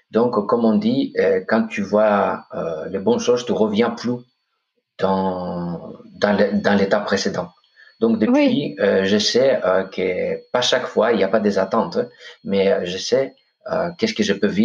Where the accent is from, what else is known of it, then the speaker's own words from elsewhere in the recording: Corfu, Ionian Islands, Greece; French is a second language; now in France; moi, je suis grec. Ok, je viens de Corfou, d'une île paradisiaque, ah vraiment.